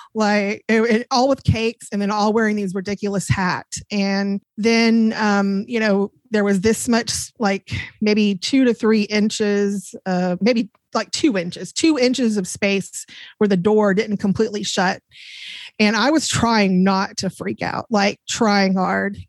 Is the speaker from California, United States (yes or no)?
no; DeSoto, Texas, United States; also born or lived in Plano, Texas / Glen Heights, Texas; I grew up in Plano, and I grew up in DeSoto, Glen, uh, DeSoto, Texas.